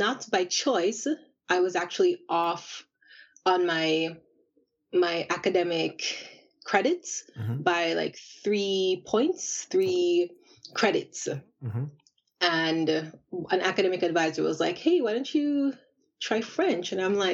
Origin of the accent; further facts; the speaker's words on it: Kingston, Jamaica; moved away as an adult; also born or lived in France; now in Japan; So I'm from Jamaica, and I'm from the capital, Kingston, and I did all of my schooling in Jamaica from primary school all the way up to university.